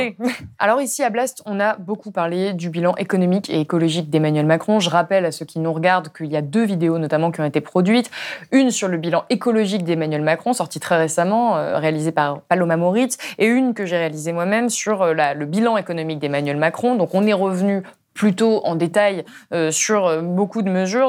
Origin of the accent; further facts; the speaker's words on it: Ardèche, Auvergne-Rhône-Alpes, France; je viens d'Ardèche, d'un tout petit village